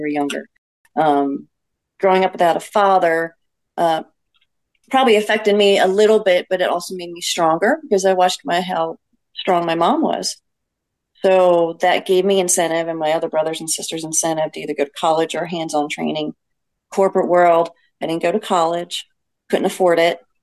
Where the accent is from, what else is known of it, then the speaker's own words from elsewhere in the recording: Lansdale, Pennsylvania, United States; moved away; I grew up in Lansdale with you guys